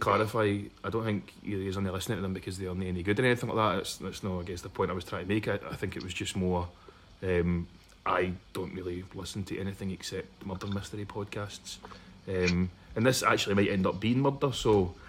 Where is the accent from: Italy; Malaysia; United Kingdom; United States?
United Kingdom; Glasgow, Scotland; I am from Springburn